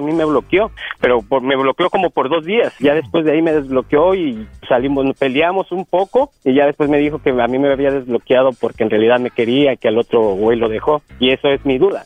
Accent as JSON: {"language": "Spanish", "region": "Mexico City", "country": "Mexico", "said": "yo soy del DF, yo soy del Distrito Federal"}